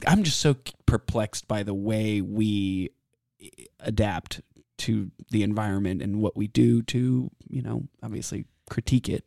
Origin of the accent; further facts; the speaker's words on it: Austin, Texas, United States; also born or lived in San Antonio, Texas; I was raised here in Austin, born in San Antonio, and I've lived here my whole life